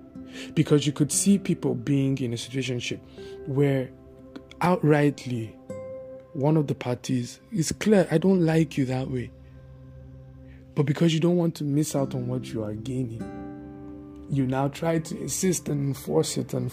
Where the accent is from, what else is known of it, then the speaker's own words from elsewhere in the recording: Bauchi, Nigeria; In fact, with the people that I grew up with in Bauchi, the guy, my friend, right, that introduced me to his family, he was the one that used to bring food for me.